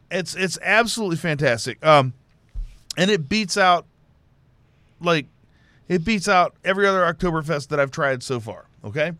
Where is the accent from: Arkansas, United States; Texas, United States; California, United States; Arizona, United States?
Texas, United States; Houston; I'm from Houston.